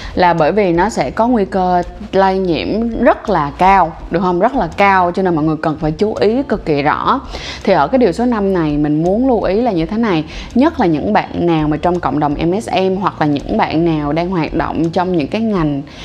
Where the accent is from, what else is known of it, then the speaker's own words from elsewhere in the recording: Ho Chi Minh City, Vietnam; mình sinh ra và lớn lên ở Thanh Đa ở thành phố Hồ Chí Minh